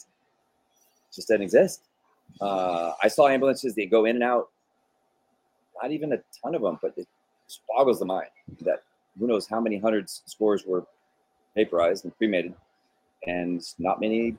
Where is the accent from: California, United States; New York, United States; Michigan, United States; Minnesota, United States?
California, United States; And I came from California, where fires are in your blood, and you know what happens around fires.